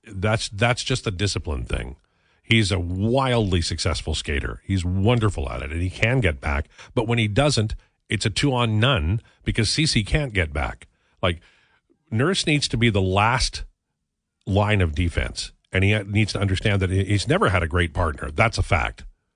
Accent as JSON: {"language": "English", "country": "Canada", "said": "I'm a Canadian."}